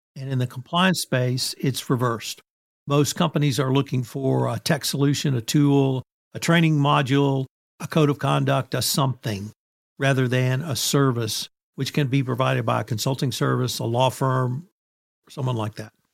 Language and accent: English; Kerrville, Texas, United States; I started making presentations in my hometown, which is Kerrville, Texas